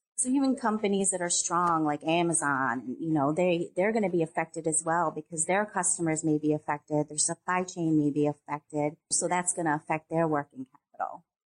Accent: upstate New York, United States; I was raised in New York, upstate New York

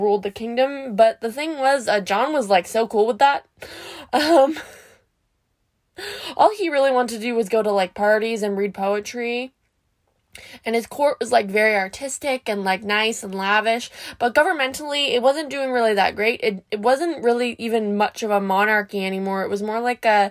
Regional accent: Canada; I'm Canadian

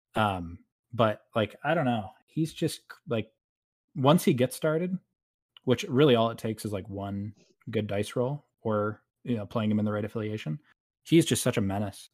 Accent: New York, United States; I'm a New Yorker in Central Time

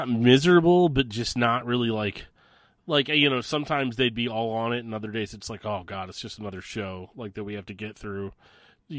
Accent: St. Louis, Missouri, United States; my hometown of St. Louis

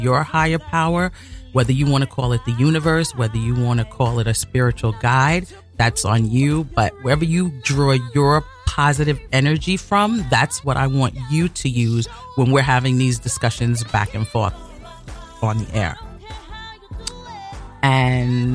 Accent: New York City, New York, United States; I was born and raised in Brooklyn.

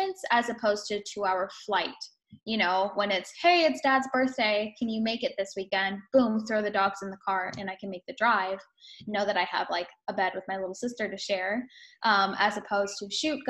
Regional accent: California, United States; moved away as an adult; also born or lived in Denver; So I'm previously from California. This is where I was born and raised

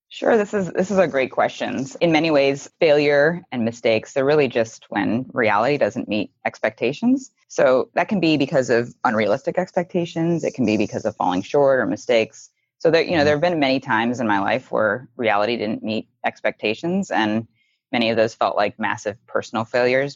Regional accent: just outside of Cleveland, Ohio, United States; I grew up just outside of Cleveland, Ohio, in a family that valued hard work and public service

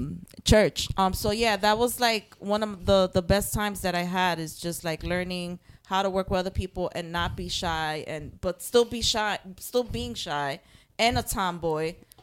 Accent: New York City, New York, United States; born and raised in Harlem.

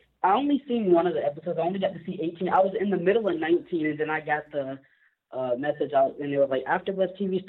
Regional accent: Florida, United States; from Florida.

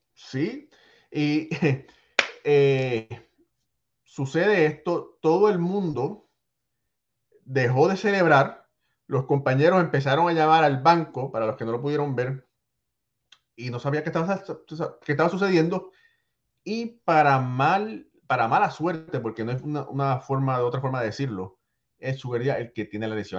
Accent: Puerto Rico; como boricua

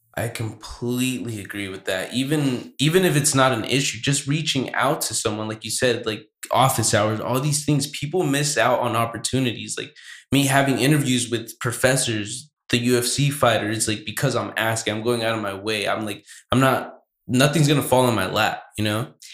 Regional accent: Santa Barbara, California, United States; I was born in Santa Barbara

